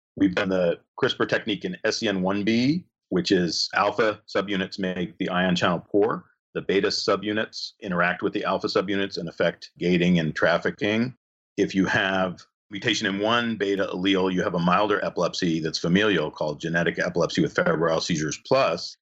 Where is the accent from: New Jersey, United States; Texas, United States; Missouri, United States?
New Jersey, United States; moved away as an adult; also born or lived in California / Connecticut; now in Michigan, United States; I grew up in New Jersey